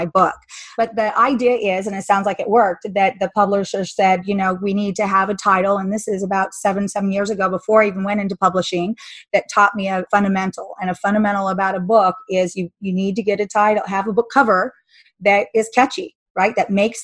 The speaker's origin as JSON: {"language": "English", "town": "Salt Lake City", "region": "Utah", "country": "United States", "said": "I'm from Salt Lake City"}